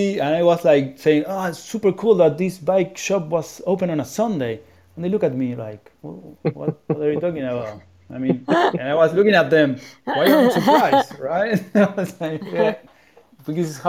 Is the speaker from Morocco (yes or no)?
no; Buenos Aires, Argentina; also born or lived in New York, United States; now in Berlin, Germany; I am from Buenos Aires, right, which is also very noisy